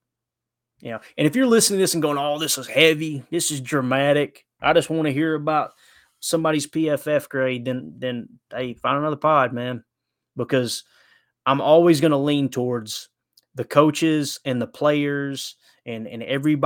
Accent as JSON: {"language": "English", "region": "Kentucky", "country": "United States", "said": "I'm from Kentucky"}